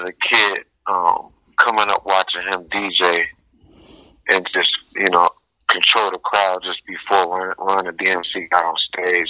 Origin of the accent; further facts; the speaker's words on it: Detroit, Michigan, United States; also born or lived in Highland Park, Michigan / Oak Park, Michigan; I'm born and raised in Detroit, Michigan. My parents' first house was in Coney Gardens, 7 Mile, East 7 Mile, Justine Street.